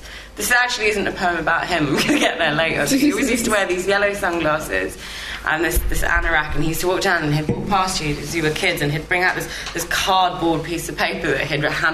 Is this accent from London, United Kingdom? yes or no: yes; London, United Kingdom; I grew up in Finchley, unfortunately, in North London